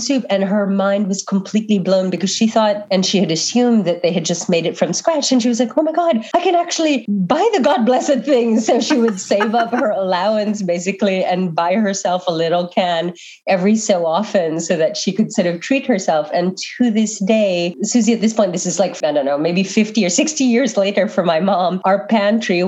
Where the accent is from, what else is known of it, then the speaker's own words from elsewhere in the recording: Manila, Metro Manila, Philippines; now in United States; I was born and raised in Manila